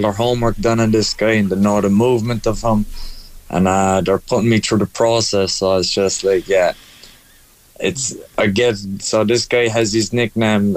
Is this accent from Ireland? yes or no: yes; Ireland; we're the Irish